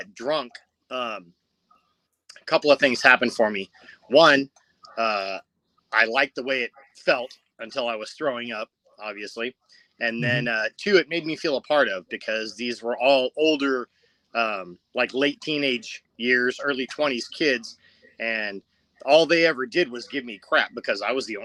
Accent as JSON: {"language": "English", "town": "Covina", "region": "California", "country": "United States", "tie": "born or raised there", "also_born_or_lived": "La Verne, California / Rosemead, California", "said": "I actually grew up in Covina, not far from the 502 Club."}